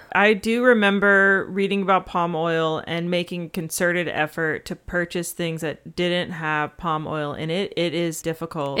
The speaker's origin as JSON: {"language": "English", "region": "Georgia", "country": "United States", "tie": "born or raised there", "said": "growing up in Georgia"}